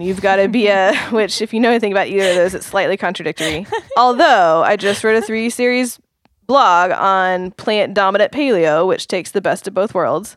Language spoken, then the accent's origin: English; Oklahoma, United States; I grew up in Oklahoma